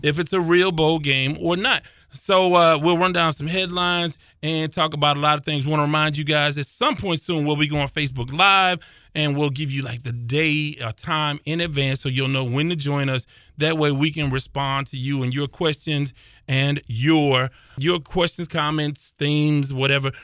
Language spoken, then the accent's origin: English; South Park, Texas, United States; I grew up in South Park